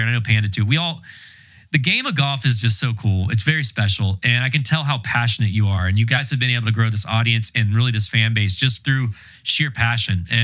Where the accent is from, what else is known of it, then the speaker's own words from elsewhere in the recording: Winston-Salem, North Carolina, United States; I'm from Winston-Salem, North Carolina